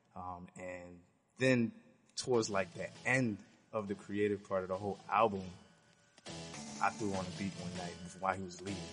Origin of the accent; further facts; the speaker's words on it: New York City, New York, United States; I'm from Queens, New York